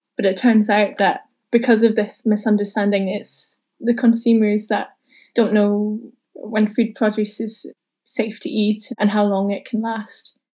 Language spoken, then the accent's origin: English; Newport-on-Tay, Scotland, United Kingdom; moved away as an adult; also born or lived in Tayport; now in Edinburgh, United Kingdom; I grew up in Newport and Tay, just next door to Tayport